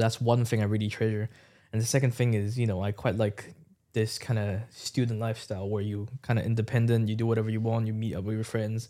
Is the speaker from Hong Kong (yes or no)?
yes; Hong Kong; moved away as an adult; now in United Kingdom; back at home in Hong Kong, I, I, my, I live in a small village as well.